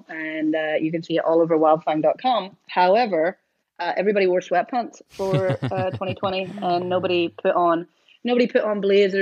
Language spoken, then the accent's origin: English; Northern Ireland, United Kingdom; now in Portland, United States; I'm from Northern Ireland